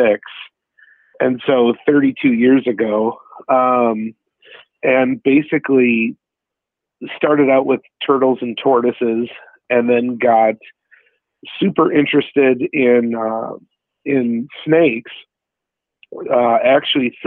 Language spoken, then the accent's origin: English; United States; I'm American, only second generation